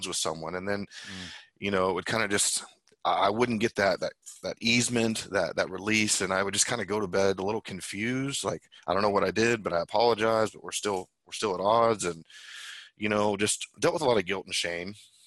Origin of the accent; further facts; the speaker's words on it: Tulsa, Oklahoma, United States; I was born in Tulsa, Oklahoma